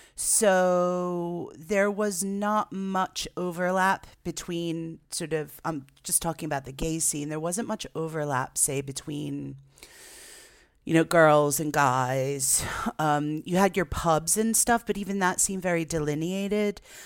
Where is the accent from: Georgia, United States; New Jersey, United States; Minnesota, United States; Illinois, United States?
New Jersey, United States; Jersey Shore; growing up on the Jersey Shore was great because I was on the beach